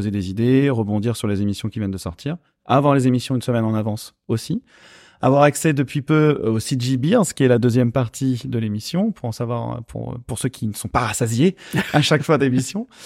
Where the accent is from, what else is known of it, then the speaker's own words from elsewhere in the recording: Montpellier, Occitania, France; vous n'êtes pas sans savoir qu'on vient de Montpellier.